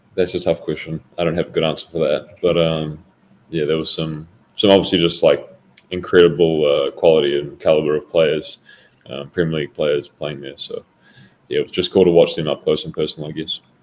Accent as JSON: {"language": "English", "region": "Auckland", "country": "New Zealand", "tie": "born or raised there", "also_born_or_lived": "Sunderland", "moved": "as an adult", "lives_now": "Madison, United States", "said": "I grew up in New Zealand um, until I was 18 years old"}